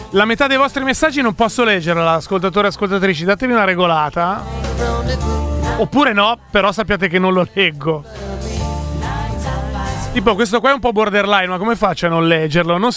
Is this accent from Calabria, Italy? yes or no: no; Piacenza, Emilia-Romagna, Italy; Ragazzi, senza offesa, ma da Piacentino posso dire fortunatamente non sono lombardo.